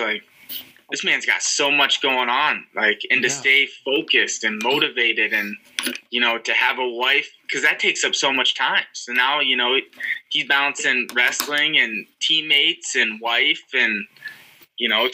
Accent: Monticello, Iowa, United States; also born or lived in Mason City, Iowa / Marshalltown, Iowa / Marion, Iowa / Cedar Rapids, Iowa; I would never move back to Monticello

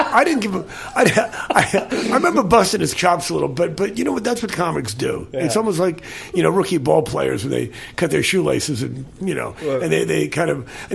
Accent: New York, United States; now in Los Angeles, United States; You know, I grew up in New York.

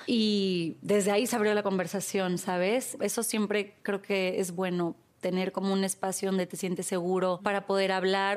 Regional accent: Tampico, Tamaulipas, Mexico; moved away; yo crecí en Tampico

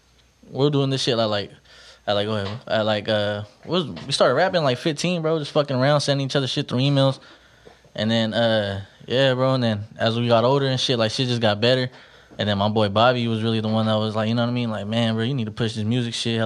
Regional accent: Stockton, California, United States; I grew up right there on Vine. Vine and Filbert right there by Fillmore School

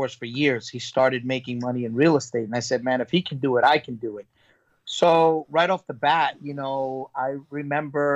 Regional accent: New York City, New York, United States; I grew up in Brooklyn

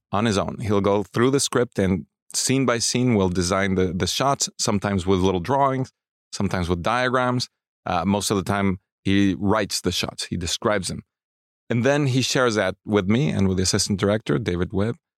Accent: Mexico City, Mexico; I grew up in Mexico City

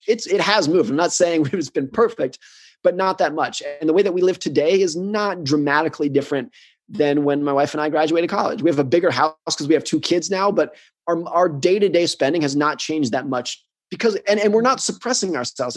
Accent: United States; I grew up in the United States. I live in the United States.

